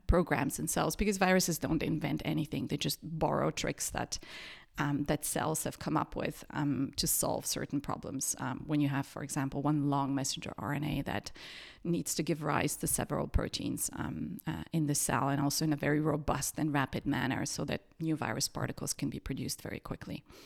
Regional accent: Sofia, Sofia City, Bulgaria; moved away as an adult; also born or lived in Perugia, Italy; now in Martinsried, Germany; I grew up in Sofia in Bulgaria

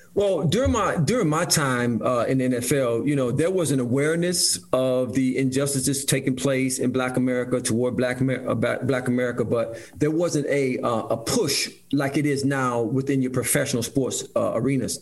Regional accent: Detroit, Michigan, United States; growing up uh, in Detroit, Michigan, I grew up right in Detroit, brother Mike, uh, on the east side of Detroit

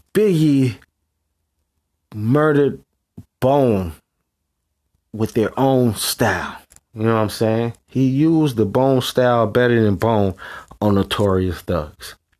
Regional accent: West Coast, United States; I'm from the West Coast

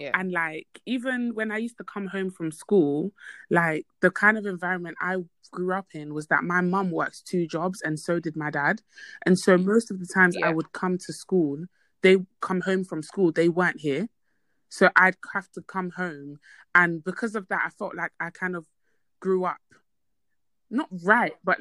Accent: Côte d’Ivoire; I come from an African household. I'm from Ivory Coast.

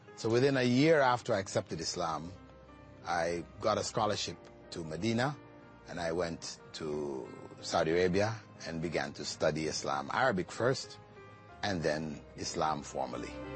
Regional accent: Toronto, Ontario, Canada; moved away as an adult; also born or lived in Jamaica / Malaysia; now in Qatar; I grew up in Jamaica until I was about seven. Then my family migrated to Toronto, Canada

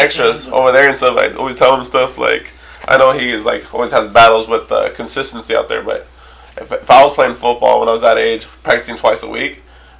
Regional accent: San Gabriel, California, United States; also born or lived in Serbia; as we grew up with being in San Gabriel

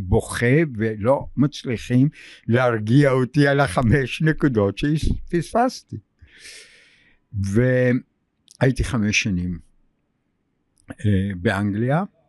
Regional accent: Tel Aviv, Tel Aviv District, Israel; also born or lived in Russia / Germany / England; אני גדלתי ברחוב גורדון, פינת אה, כיכר רבין

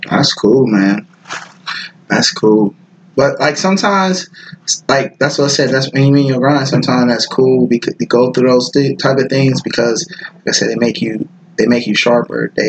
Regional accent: the West, United States; I grew up in the West and I was more like I love big.

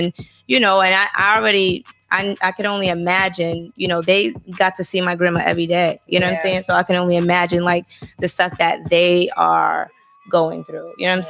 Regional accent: Boston, Massachusetts, United States; I grew up in Boston and, you know, that's far away from Alabama.

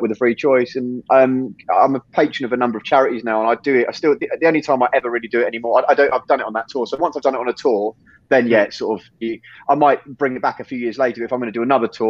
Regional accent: England, United Kingdom; So I was born in England when I was zero, and then 1 to 15, 16, we were in Spain

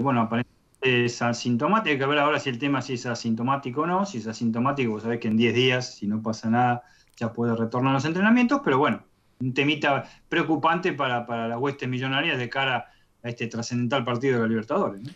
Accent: Loma Hermosa, Buenos Aires Province, Argentina; yo con 11 años este, eh, vivía en Loma Hermosa, recuerdo acá en el partido 3 de febrero

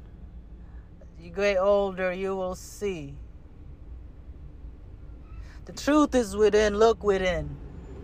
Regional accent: Panglao, Central Visayas, Philippines; now in United States; I was born in Panglao Buhol, where the Eskaya tribe is

